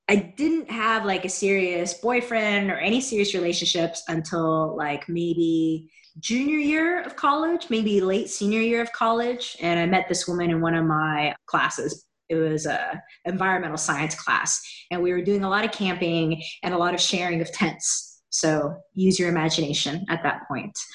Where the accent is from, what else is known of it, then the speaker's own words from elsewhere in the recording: Seattle, Washington, United States; moved away as an adult; now in Los Angeles, United States; I grew up in Seattle and then I moved down to Los Angeles about 14 years ago.